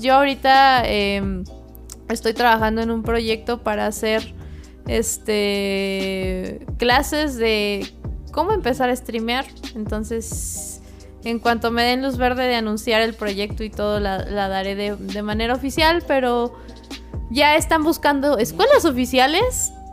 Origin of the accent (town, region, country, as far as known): Mexico